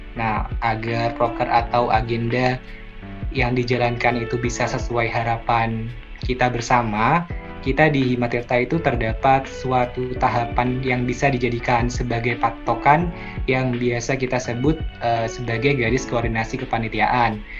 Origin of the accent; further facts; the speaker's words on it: Jember, East Java, Indonesia; saya juga uh, asal dari Jember